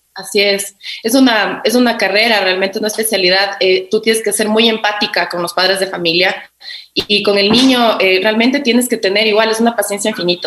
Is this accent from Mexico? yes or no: no; Quito, Pichincha, Ecuador; yo soy de aquí de Quito